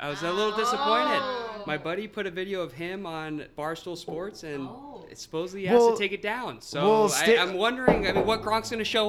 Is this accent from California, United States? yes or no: yes; San Francisco, California, United States; now in San Diego, United States; I'm from San Francisco